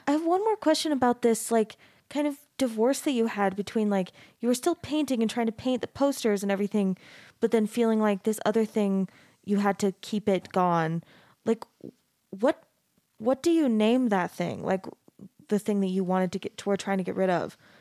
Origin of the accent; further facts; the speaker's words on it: Mesa, Arizona, United States; moved away as an adult; also born or lived in Texas; now in Utah, United States; I grew up in Mesa, which is a super super Mormon place, but it's not like quite exactly the same flavor as Utah